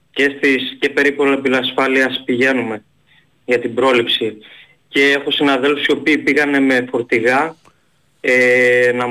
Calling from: Thessaloniki, Central Macedonia, Greece; από Θεσσαλονίκη.

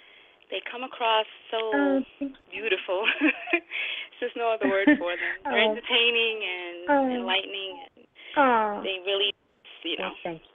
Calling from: New York City, New York, United States; I'm calling from the Bronx.

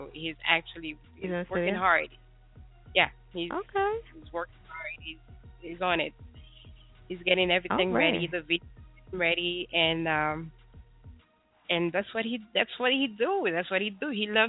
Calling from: Port-au-Prince, Ouest, Haiti; I'm here. I'm calling from Haiti, actually.

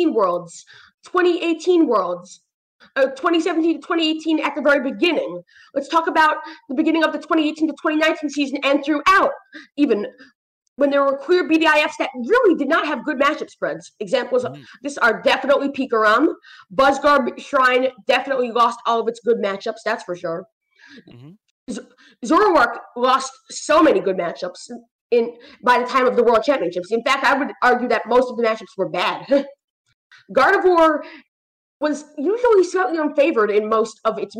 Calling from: New York, United States; normally I would be calling from New York, but right now I'm in Tennessee

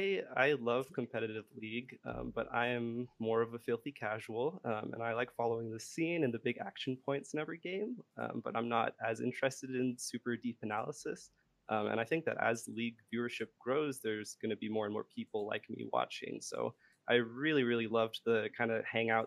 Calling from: Santa Rosa, California, United States; I'm calling from Santa Rosa, California.

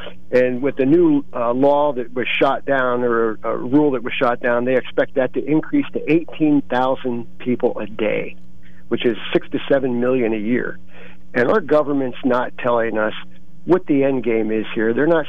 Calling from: Bloomsburg, Pennsylvania, United States; Yeah, hey … from Bloomsburg

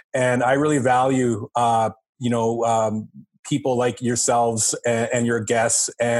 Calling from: St. John's, Newfoundland and Labrador, Canada; I am coming from St. John's, Newfoundland, brother.

